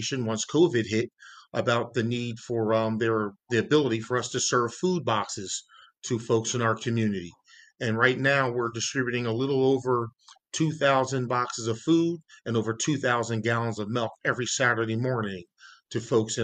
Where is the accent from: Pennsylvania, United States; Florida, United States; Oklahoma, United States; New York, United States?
Pennsylvania, United States; Yeadon; I grew up in Yadin, PA